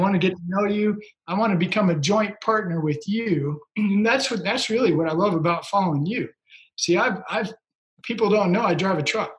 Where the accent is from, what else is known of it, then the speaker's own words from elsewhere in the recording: Joplin, Missouri, United States; I'm from Joplin, Missouri. Been there my whole life